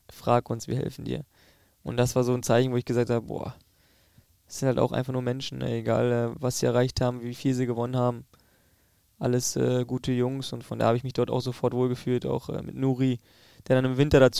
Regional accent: East Germany, Germany; aber ich glaube, dass ich die Mentalität des Ostens schon in mir trage, weil ich dort aufgewachsen bin

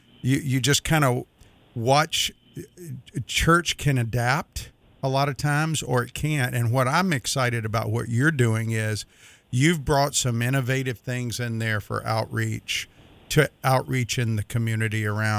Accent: Highland, United States; I grew up in Highland back before you were even a thought. I mean, I was like, I grew up there in the early 70s

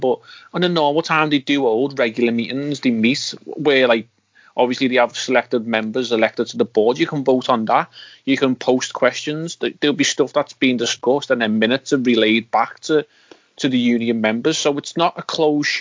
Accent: Liverpool, North West England, United Kingdom; I pride myself on being Scouse

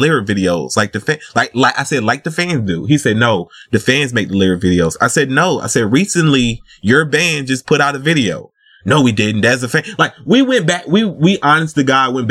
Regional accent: the South, United States; accent: Southern; I'm from the South

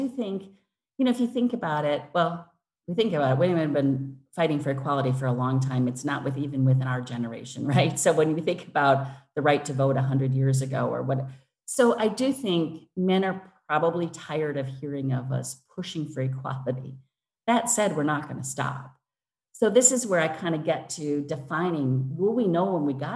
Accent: Wisconsin, United States; moved away as an adult; now in London, United Kingdom; I grew up in Wisconsin

